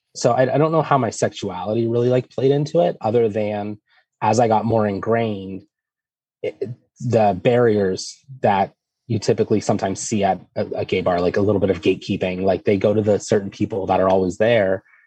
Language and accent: English; Erie, Pennsylvania, United States; I'm from Erie, Pennsylvania